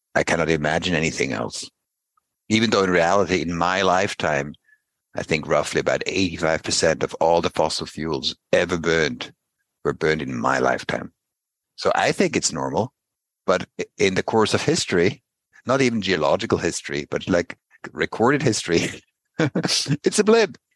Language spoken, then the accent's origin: English; Basel, Basel-Stadt, Switzerland; I grew up in Basel